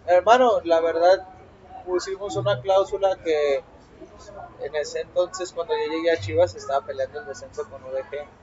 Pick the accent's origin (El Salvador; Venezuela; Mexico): Mexico; Y yo, no, pues soy más mexicano